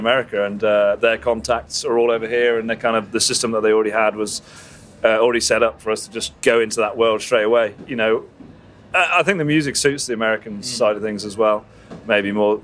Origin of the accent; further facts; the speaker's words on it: England, United Kingdom; being completely in the middle of nowhere as English guys